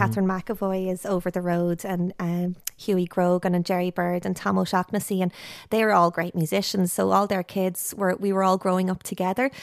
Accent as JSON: {"language": "English", "town": "Ashbourne", "region": "Leinster", "country": "Ireland", "tie": "born or raised there", "said": "I grew up in Ashburn, County Meath"}